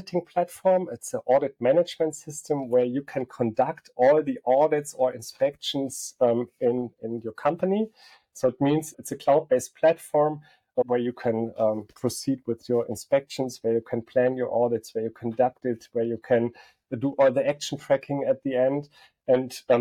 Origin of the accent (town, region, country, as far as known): Aachen, North Rhine-Westphalia, Germany; also born or lived in Barcelona / Stuttgart